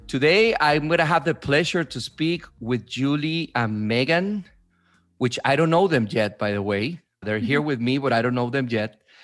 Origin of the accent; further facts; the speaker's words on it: Venezuela; also born or lived in New York / New Jersey; now in United States; I am originally from Venezuela, but I've been in, in New York, New Jersey, in different places for 16, 17 years now.